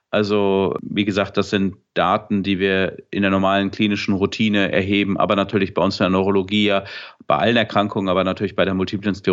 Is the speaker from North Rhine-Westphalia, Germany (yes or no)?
yes; Dortmund, North Rhine-Westphalia, Germany; oder beim Bayern München Trikot, was ich mir natürlich als Dortmunder nie kaufen würde.